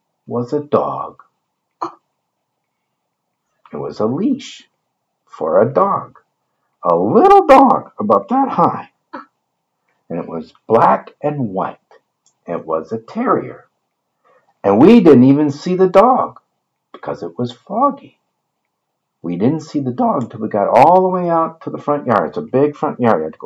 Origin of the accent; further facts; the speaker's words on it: Rochester, Michigan, United States; where I grew up in Michigan. Northport, no, that was where I vacationed. It was Rochester, Michigan.